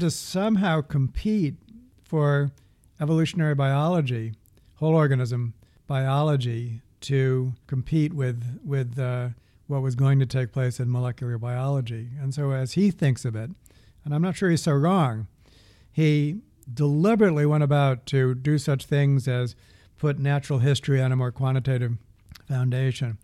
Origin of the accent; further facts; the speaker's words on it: the East, East Coast, United States; I'm from the east